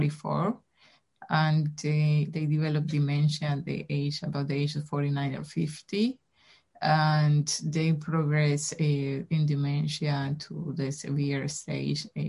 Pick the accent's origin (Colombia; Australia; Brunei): Colombia; now in Boston, United States; I'm originally from Colombia